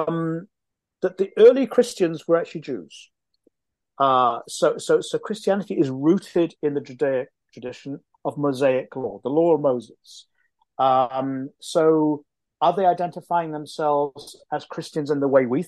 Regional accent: Wales, United Kingdom; I'm from Wales, so this is close to home for me

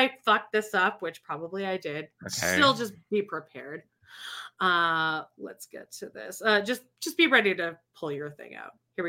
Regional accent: Calgary, Alberta, Canada; I'm from Calgary. It's like a cowboy town.

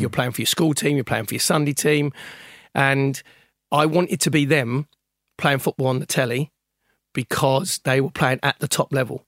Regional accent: Sudbury, East of England, United Kingdom; I grew up in Great Cornard, in Sudbury, in Suffolk, which is Gainsborough country

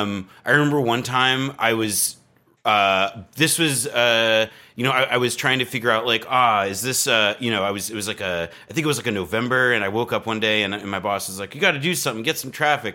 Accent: East Coast, United States; moved away as an adult; also born or lived in New Jersey / Berkeley, California; now in Brooklyn, United States; I grew up on the East Coast

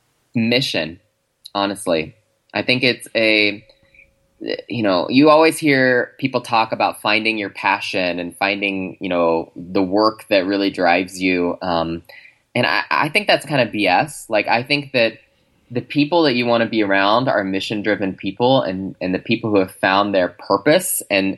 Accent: Chicago, Illinois, United States; I mean, I'm from Chicago. So … obviously is near and dear to my heart.

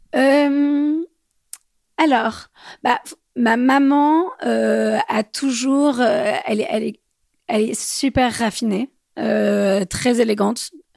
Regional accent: Bordeaux, Nouvelle-Aquitaine, France; now in Paris, France; je viens de Bordeaux, euh, j'habite à Paris

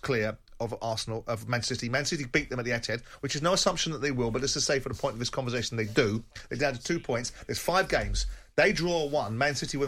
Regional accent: London, United Kingdom; I'm a Londoner

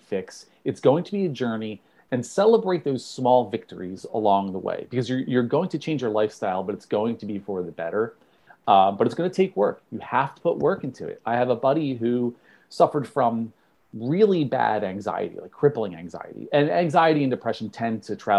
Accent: New Jersey, United States; I'm from New Jersey

